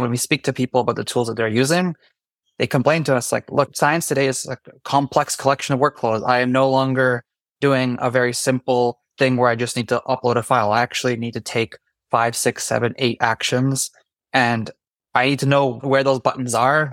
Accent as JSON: {"language": "English", "country": "Canada", "moved": "yes", "lives_now": "New York, United States", "said": "I'm actually Canadian. Normally, I'm based in New York, though"}